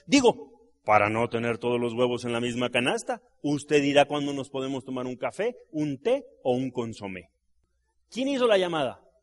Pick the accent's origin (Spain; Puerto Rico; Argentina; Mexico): Mexico; Mexico City; yo me crié aquí. Yo soy de Gabriel Mancera entre San Lorenzo y Miguel Laurent. Yo ahí me crié